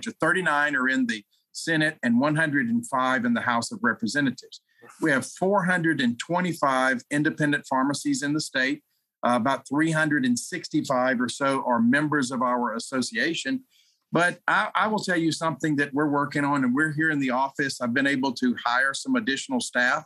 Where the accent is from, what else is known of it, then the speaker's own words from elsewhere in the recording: Louisiana, United States; I'm from Louisiana